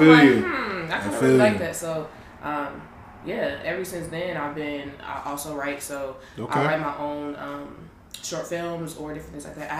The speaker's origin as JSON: {"language": "English", "town": "Columbus", "region": "Ohio", "country": "United States", "tie": "born or raised there", "moved": "as an adult", "lives_now": "Chicago, United States", "said": "I'm from Columbus, Ohio."}